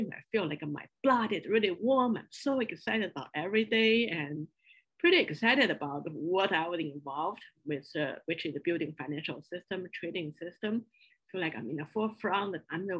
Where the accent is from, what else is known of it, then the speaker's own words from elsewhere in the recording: Beijing, China; English is a second language; moved away as an adult; also born or lived in small town near Shanghai / Chapel Hill; I grew up in China in a small town near Shanghai in southern part of China. Then after a few years in hometown with grandparents, then I moved to Beijing to join my parents and started all my school life there. So all my education are in Beijing.